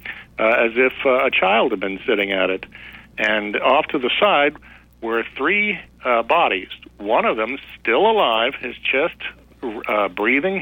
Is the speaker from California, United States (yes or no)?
no; Cape Girardeau, Missouri, United States; It's my hometown